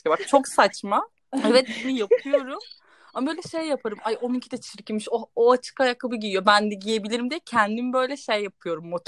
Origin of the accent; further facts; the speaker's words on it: İnegöl, Bursa, Turkey; İnegöllüyüz. Babam orada. Hemen babam da bayılır İnegöl'ü söyleme. İnegöllüyüz.